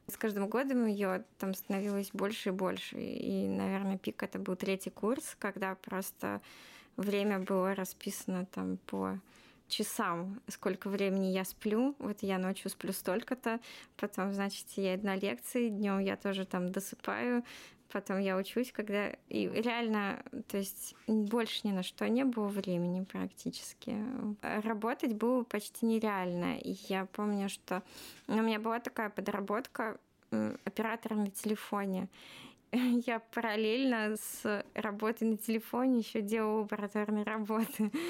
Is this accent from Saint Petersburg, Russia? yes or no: no; Moscow Oblast, Russia; так как я из Подмосковья, то общежитие фактически только физтех давал, а остальные вузы нет.